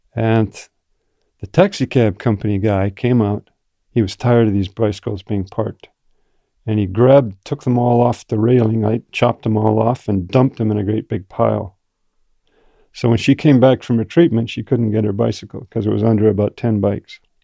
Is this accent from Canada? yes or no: yes; Canada; also born or lived in Japan; I grew up in Canada